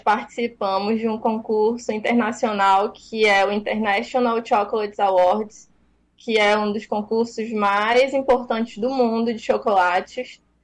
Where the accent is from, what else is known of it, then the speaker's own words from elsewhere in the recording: Pará, Brazil; now in Fortaleza, Brazil; eu sou paraense.